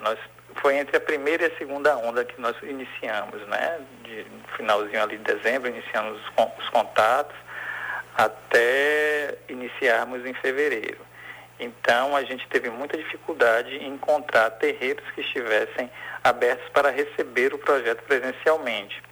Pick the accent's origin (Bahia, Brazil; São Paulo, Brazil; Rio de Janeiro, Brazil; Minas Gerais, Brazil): Bahia, Brazil; Salvador; also born or lived in Feira de Santana; Sou nascido em Feira de Santana e vim para Salvador ainda bem novinho